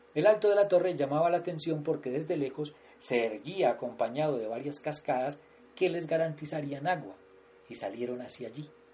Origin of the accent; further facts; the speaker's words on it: Támesis, Antioquia, Colombia; todos somos hijos de Támesis, un municipio acunado en un ramal de la cordillera occidental en la cadena montañosa de los Andes en el departamento de Antioquia, Colombia.